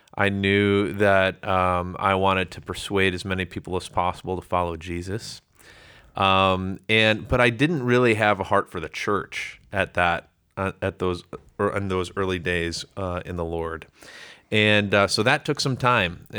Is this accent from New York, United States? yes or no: no; Chicago, Illinois, United States; I, um, grew up suburbs of Chicago